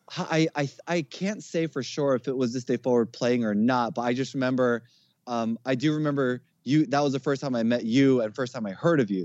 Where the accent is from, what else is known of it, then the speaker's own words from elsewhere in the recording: Jersey City, New Jersey, United States; also born or lived in Newark; I was born in Newark, grew up in Jersey City. Um, I still live in Jersey